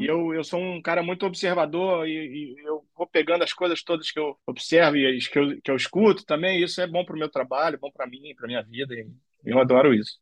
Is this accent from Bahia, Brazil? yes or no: no; Rio de Janeiro, Brazil; moved away as an adult; now in Portugal; Sou do Rio de Janeiro, nascido no Rio de Janeiro, em 1972, ou seja, 50 anos atrás. Uh. Carioca da Gema